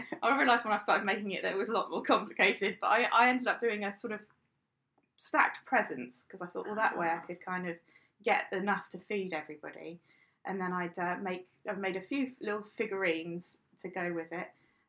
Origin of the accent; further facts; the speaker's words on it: South West England, United Kingdom; Well, I'm from England originally. I moved around quite a lot, so I can't say I come from any particular place in England.